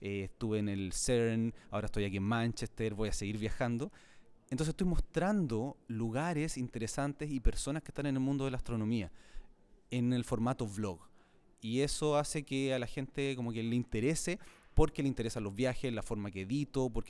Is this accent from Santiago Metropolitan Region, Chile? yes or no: yes; Santiago, Santiago Metropolitan Region, Chile; Sí, yo soy chileno y trato siempre de mantener el acento porque es importante eh, y soy de Santiago de Chile, sí.